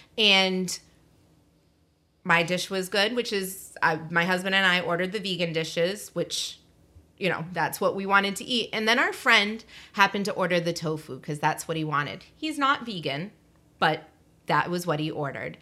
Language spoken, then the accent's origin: English; Massachusetts, United States; I'm from Massachusetts